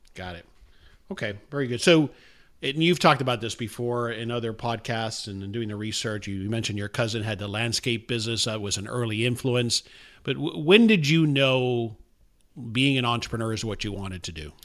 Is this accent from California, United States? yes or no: no; South Florida, United States; moved away; I'm from South Florida originally